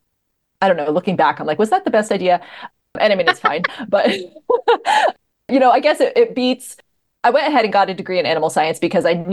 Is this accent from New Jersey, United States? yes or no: yes; Northwest New Jersey, United States; I grew up in New Jersey